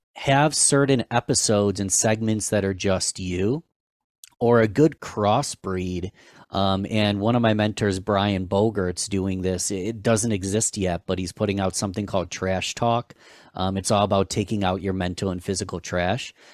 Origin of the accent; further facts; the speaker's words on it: Rochester, New York, United States; I am from Rochester, New York